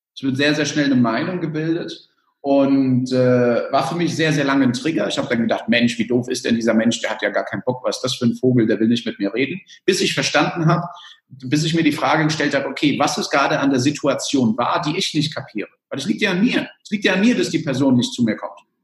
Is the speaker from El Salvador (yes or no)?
yes; El Salvador; also born or lived in Germany; Ich komme aus El Salvador